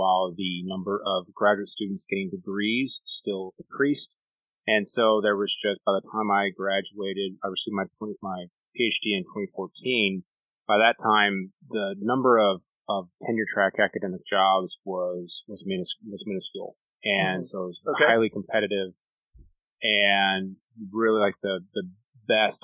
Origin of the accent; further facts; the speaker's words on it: Colorado, United States; moved away as an adult; now in Oklahoma, United States; I grew up in Colorado, did my undergraduate work at a small school in Alamosa, Colorado